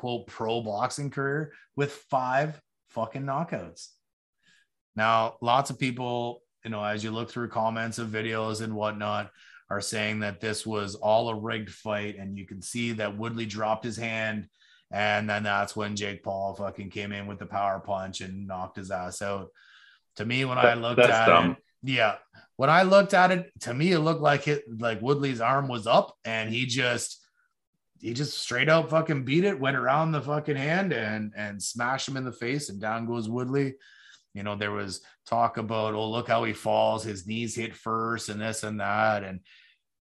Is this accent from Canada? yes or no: yes; Canada; we as Canadian fans